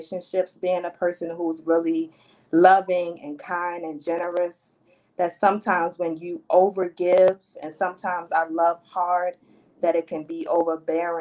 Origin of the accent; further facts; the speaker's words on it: Baltimore, Maryland, United States; I am born and raised in Baltimore, Maryland